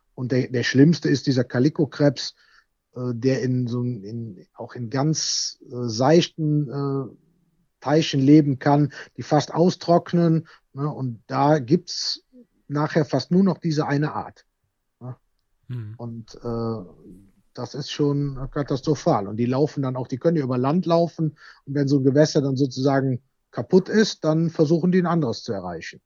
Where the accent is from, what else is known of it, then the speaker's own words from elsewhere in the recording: Bad Münstereifel, North Rhine-Westphalia, Germany; ich komme ja aus Bad Münstereifel